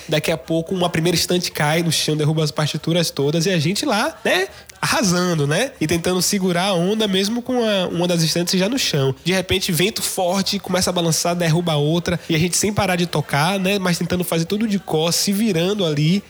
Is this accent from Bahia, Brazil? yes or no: yes; Salvador, Bahia, Brazil; sou de Salvador, Bahia.